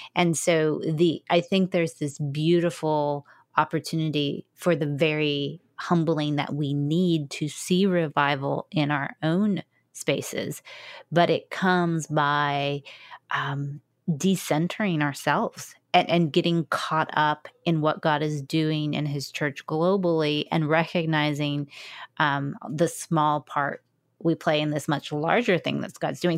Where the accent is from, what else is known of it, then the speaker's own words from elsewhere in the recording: United States; an American evangelical